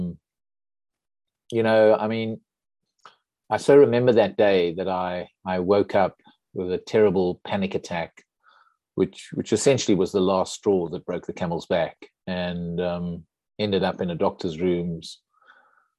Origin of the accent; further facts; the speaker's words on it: South Africa; moved away as an adult; I'm a South African, grew up in South Africa, went to school and university there